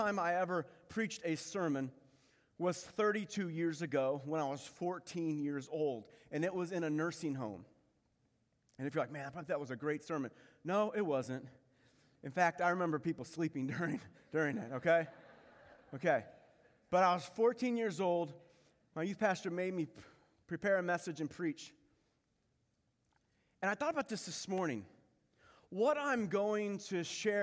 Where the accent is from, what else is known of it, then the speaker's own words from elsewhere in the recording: Pensacola, Florida, United States; I was born in Pensacola, Florida